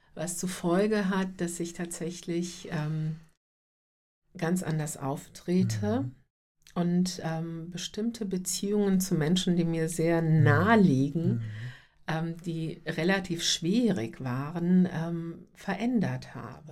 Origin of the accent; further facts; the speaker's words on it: North Macedonia; moved away; ich bin gebürtig aus Nordmazedonien